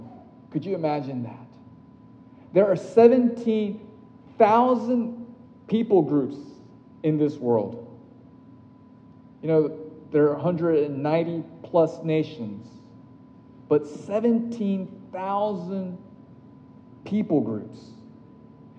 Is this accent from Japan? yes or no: yes; Tokyo, Japan; my hometown, Tokyo